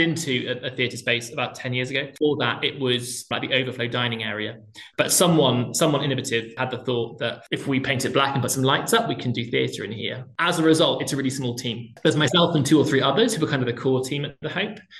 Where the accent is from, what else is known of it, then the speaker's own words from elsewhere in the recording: Plymouth, South West England, United Kingdom; I grew up in Plymouth in the southwest